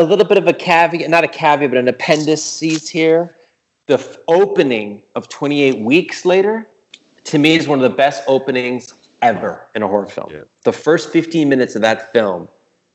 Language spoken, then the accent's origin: English; Montreal, Quebec, Canada; I'm from Montreal